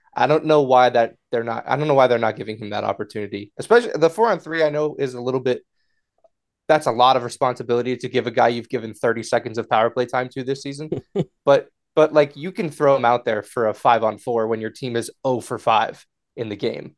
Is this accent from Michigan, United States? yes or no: no; Connecticut, United States; I'm from Connecticut